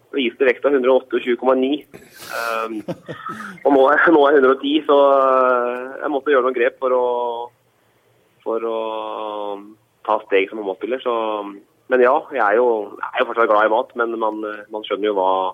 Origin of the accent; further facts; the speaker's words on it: Notodden, Telemark, Norway; moved away; jeg er fra Notodden